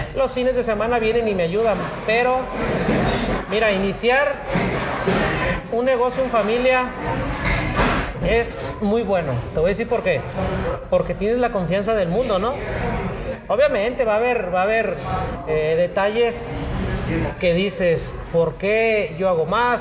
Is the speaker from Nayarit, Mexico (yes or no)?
yes; Ixtlán del Río, Nayarit, Mexico; also born or lived in Guadalajara; a mi pueblo querido, Islán del Río